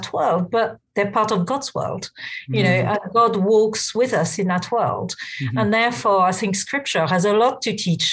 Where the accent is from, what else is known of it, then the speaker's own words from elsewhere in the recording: central France, France; now in London, United Kingdom; I grew up in France, in central France, in a very, very secular kind of place